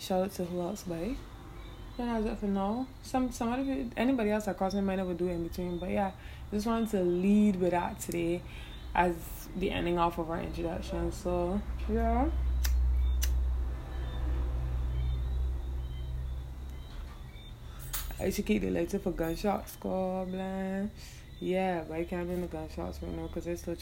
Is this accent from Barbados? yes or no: yes; Barbados; accent: Bajan; I am Bajan, yes, and while I love to speak in my hometown accent